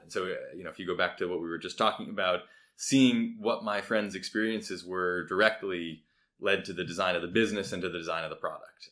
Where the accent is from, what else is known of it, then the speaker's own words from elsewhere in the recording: Providence, Rhode Island, United States; I grew up in Providence, Rhode Island, so not far away